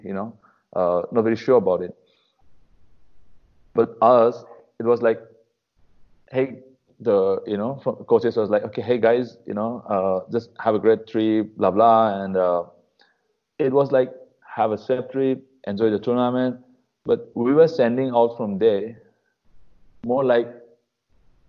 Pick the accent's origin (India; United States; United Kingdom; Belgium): India; Manipur; moved away; I'm from Manipur